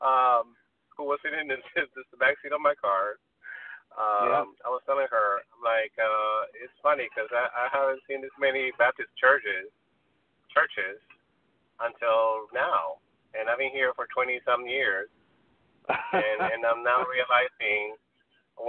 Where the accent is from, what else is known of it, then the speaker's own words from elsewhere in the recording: Peru; also born or lived in the Valley, Los Angeles; now in Los Angeles, United States; But I didn't grow up here. I grew up in Peru.